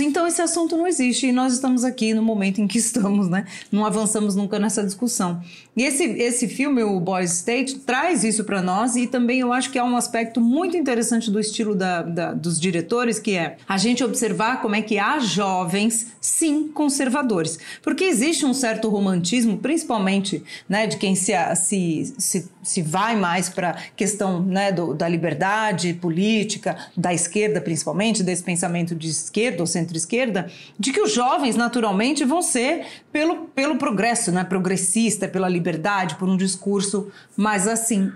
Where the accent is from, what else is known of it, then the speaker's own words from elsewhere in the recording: Brazil; nós brasileiros